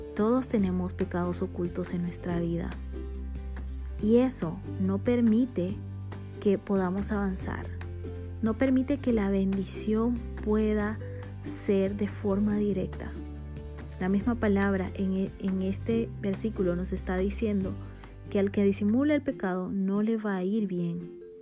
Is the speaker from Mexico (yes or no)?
no; Bolivia; now in Guatemala; boliviana por amor y nacimiento y también guatemalteca por amor y residencia